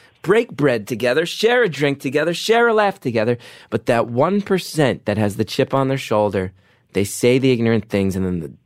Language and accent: English; United States; I'm Irish American